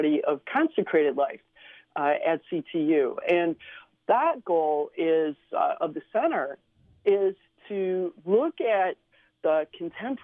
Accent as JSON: {"language": "English", "town": "Cleveland", "region": "Ohio", "country": "United States", "tie": "born or raised there", "also_born_or_lived": "Slovenia / San Diego / San Antonio, Texas", "first_language": "Slovenian", "second_language": "English", "moved": "yes", "lives_now": "Chicago, United States", "said": "I grew up in Cleveland, Ohio"}